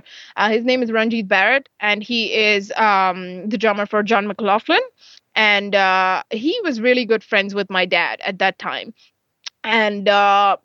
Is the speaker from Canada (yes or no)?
no; Mumbai, Maharashtra, India; I'm from Mumbai